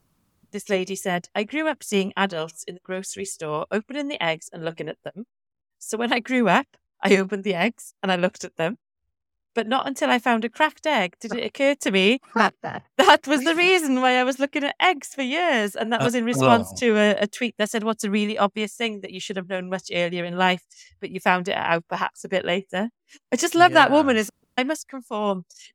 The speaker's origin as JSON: {"language": "English", "region": "Wales", "country": "United Kingdom", "said": "And I'm from the Valleys myself, so I feel like there's nothing pretentious about me, shall we say."}